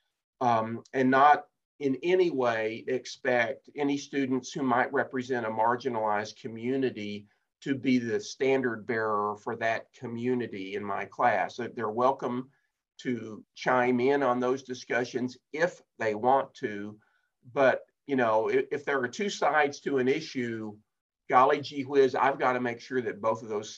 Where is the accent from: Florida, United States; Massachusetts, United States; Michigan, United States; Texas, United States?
Texas, United States; also born or lived in Ohio; now in Fort Worth, United States; back here in Texas. I'm a Texan